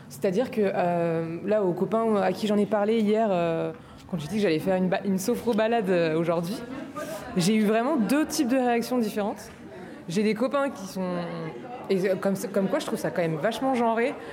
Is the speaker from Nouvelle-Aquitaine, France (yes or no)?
no; Nantes, Pays de la Loire, France; moved away as an adult; now in Paris, France; je suis pas de, Paris à la base. Je, suis de, je suis de Nantes, enfin banlieue, dans un village, donc je suis née à la campagne. Et en fait, en arrivant à Paris il y a 10 ans